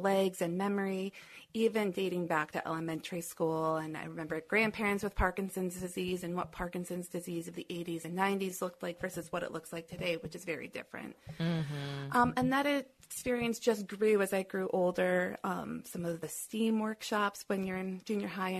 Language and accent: English; Detroit, Michigan, United States; also born or lived in Cincinnati; I grew up in Metro Detroit